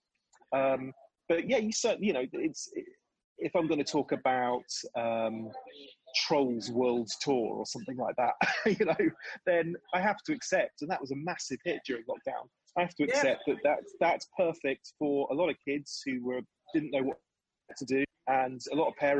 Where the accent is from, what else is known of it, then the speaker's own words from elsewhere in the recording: Suffolk, East of England, United Kingdom; I grew up in Suffolk